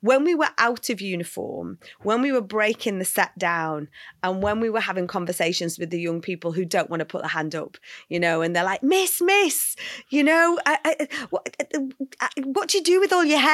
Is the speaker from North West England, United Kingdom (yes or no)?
yes; North West England, United Kingdom; also born or lived in Liverpool; I grew up in, yes, the north of England. Uh, I was, I lived in Liverpool, so quite a big city till I was four years old